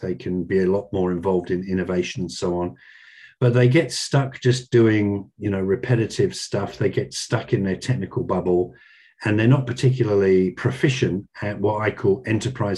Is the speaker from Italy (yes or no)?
no; United Kingdom; now in Sydney, Australia; I was born in Britain, so I was used to, you know, rain, dark days for, you know, 11 and a half months of the year